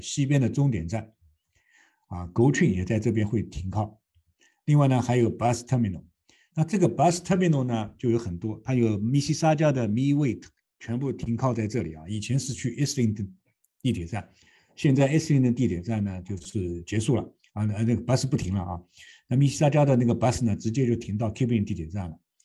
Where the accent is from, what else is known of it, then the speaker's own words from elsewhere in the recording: China; now in Toronto, Canada; 我们中国人说的这个借力打力